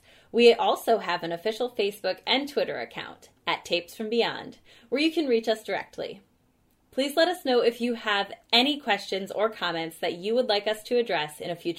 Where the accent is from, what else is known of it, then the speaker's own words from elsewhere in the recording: Michigan, United States; I'm from Michigan and everyone here says pop. From what I've been told, it's a pretty Midwest thing